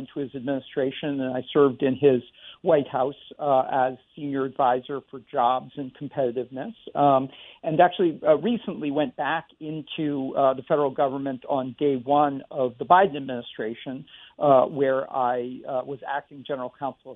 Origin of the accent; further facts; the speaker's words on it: Worcester County, Massachusetts, United States; I grew up in Worcester County, and like many people from central Massachusetts